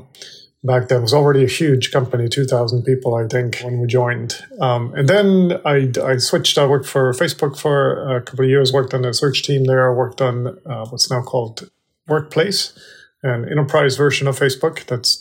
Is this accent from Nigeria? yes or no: no; Denmark; moved away as an adult; also born or lived in California; I was born and raised in Denmark